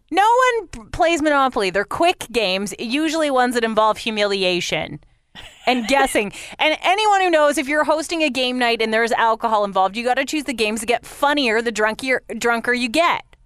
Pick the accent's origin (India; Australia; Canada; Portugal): Canada; London, Ontario; the ski cross guy from London, actually, my hometown London.